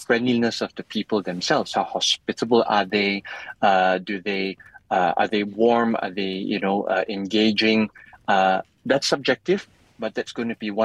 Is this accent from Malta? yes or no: no; Malaysia; I'm Malaysian